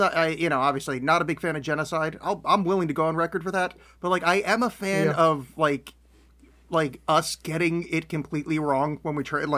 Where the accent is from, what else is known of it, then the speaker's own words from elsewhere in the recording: East Coast, United States; They are all confusing to me because I grew up in the East Coast.